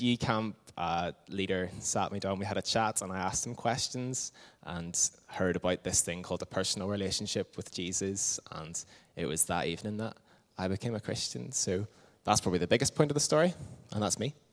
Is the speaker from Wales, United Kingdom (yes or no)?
no; Windsor, South East England, United Kingdom; I grew up in Windsor